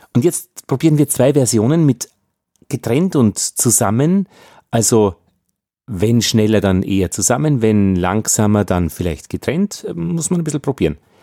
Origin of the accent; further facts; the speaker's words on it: Austria; als Österreicher